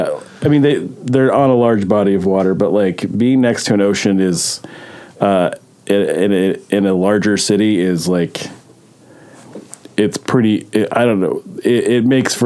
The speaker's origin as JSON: {"language": "English", "region": "Midwest", "country": "United States", "said": "as a Midwesterner"}